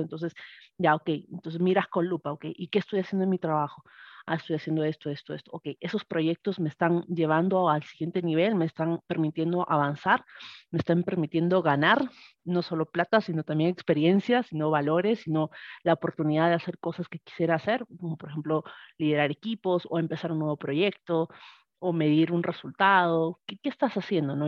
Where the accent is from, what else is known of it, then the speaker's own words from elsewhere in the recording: Arequipa, Peru; moved away as an adult; now in Tacna, Peru; soy de Arequipa, Perú. Actualmente vivo en, un cerrito en, la región de Tacna